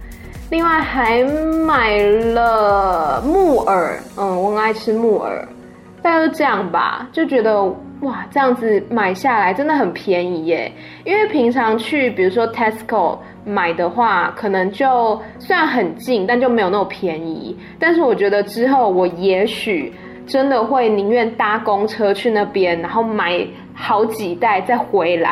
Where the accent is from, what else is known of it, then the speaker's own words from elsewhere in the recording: Taiwan; now in Thailand; 我就跟他说：“嗯、哦，不是呢，我是台湾人。”